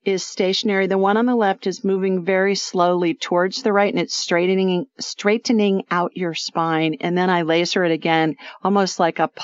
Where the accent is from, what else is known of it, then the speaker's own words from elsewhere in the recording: Ohio, United States; moved away as an adult; also born or lived in Los Angeles / South Dakota; Ohio winters where I grew up